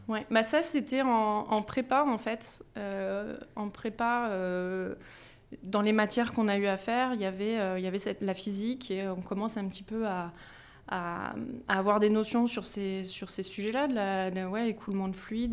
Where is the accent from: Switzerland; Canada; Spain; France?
France; Compiègne, Hauts-de-France; moved away as an adult; also born or lived in Grenoble; J'ai grandi en Picardie, voilà, à Compiègne